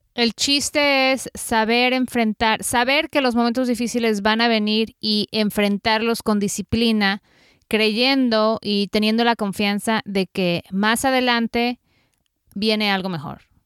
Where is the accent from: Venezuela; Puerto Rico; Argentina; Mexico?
Mexico; Guadalajara, Jalisco; moved away as an adult; now in United States; nacimos, crecimos en Guadalajara, México